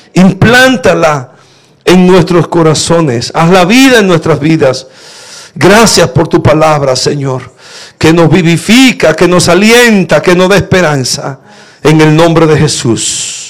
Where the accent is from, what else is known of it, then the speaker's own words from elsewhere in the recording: La Romana, Dominican Republic; moved away; estaba en la romana, en la iglesia donde me crié